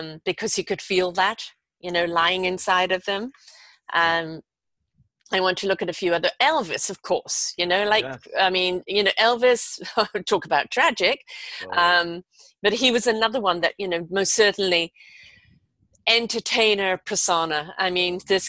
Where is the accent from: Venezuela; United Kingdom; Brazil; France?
United Kingdom; England; moved away; I was growing up in England at that time